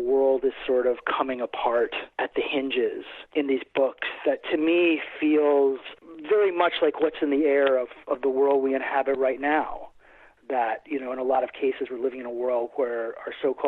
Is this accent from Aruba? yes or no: yes; Aruba; moved away; I grew up in Aruba, actually. My earliest years on the island of Aruba